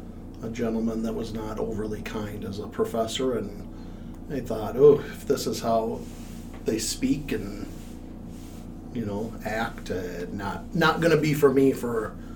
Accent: Mankato, Minnesota, United States; also born or lived in Owatonna / St. Clair; I grew up in Mankato.

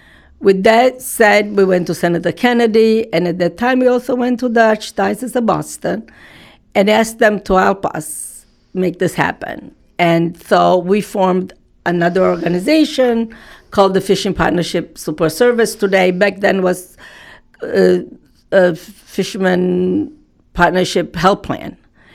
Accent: Porticello, Sicily, Italy; now in Gloucester, United States; I came from Sicily in a city called Porticello in 1963. We went to Milwaukee, Wisconsin, where my father's brother was, my uncle. But we were not happy, so we wanted to go back to Sicily.

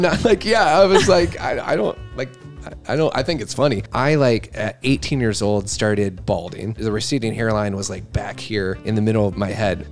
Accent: Brodhead, Wisconsin, United States; I was born in Wisconsin, Broadhead, Wisconsin.

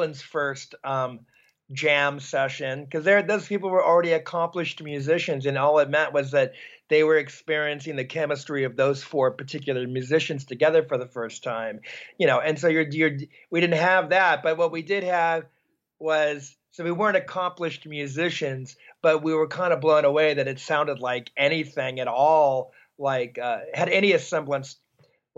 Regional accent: Hawthorne, California, United States; we grew up in Hawthorne, California

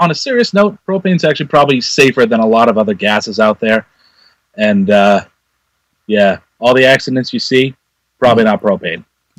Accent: Methuen, Massachusetts, United States; I was born and raised in Methuen, Mass. I live in Methuen now, and I don't see myself going anywhere anytime soon.

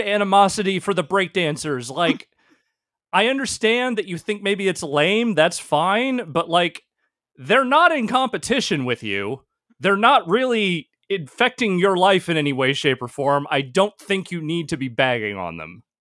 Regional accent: Northern California, United States; also born or lived in Virginia; I was into skateboarding before I moved to California, like, when I was still a kid in Virginia

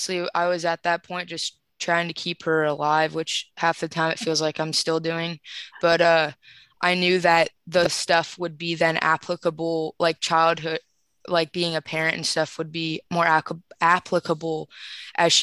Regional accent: Columbus, Ohio, United States; I'm from Columbus, Ohio

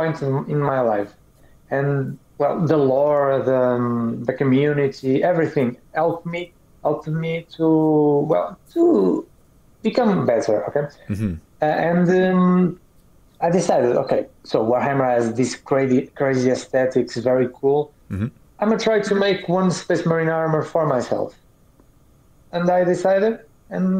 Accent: Portugal; English is a second language; I am from Europe, a country called Portugal

